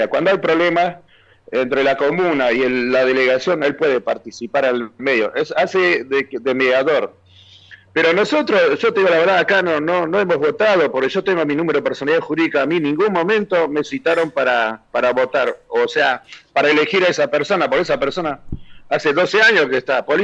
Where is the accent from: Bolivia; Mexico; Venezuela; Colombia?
Bolivia; Somos 120 mil bolivianos acá.